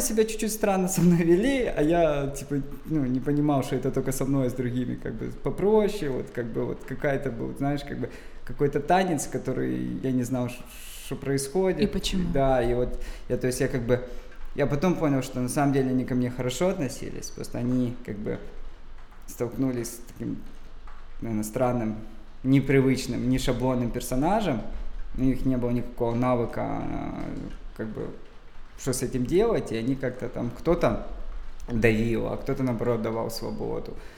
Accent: Dzhankoy, Crimea, Ukraine; я родился в Джанкое

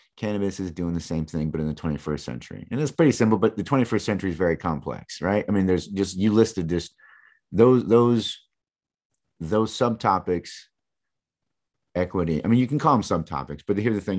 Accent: East Lansing, Michigan, United States; moved away; Growing up in Michigan, man, I was right in mid-Michigan, right where Mi-, East Lansing, where Michigan State is.

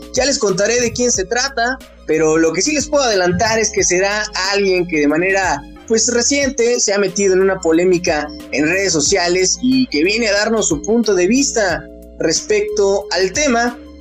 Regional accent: Mexico; como mexicanos

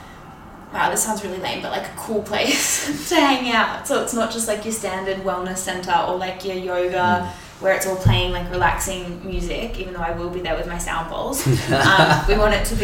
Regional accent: Byron Bay, New South Wales, Australia; now in Melbourne, Australia; I grew up in Byron

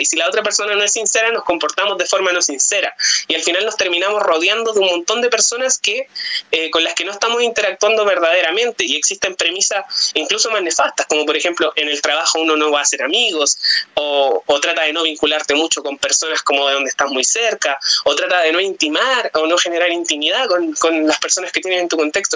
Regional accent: Chile

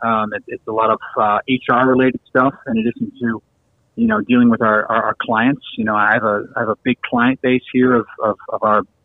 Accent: Chicago, Illinois, United States; moved away; I'm originally from Chicago.

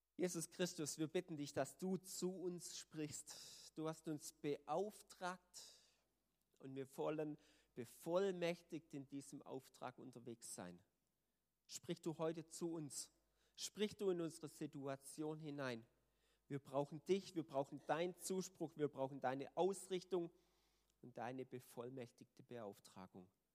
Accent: Germany; als Deutsche

